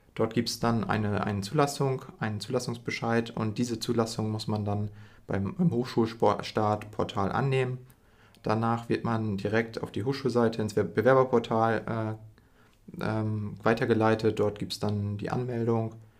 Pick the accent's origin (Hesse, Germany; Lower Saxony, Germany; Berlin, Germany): Lower Saxony, Germany; Emden; ich bin auch in Emden aufgewachsen, das heißt, ich bin ein Lokaler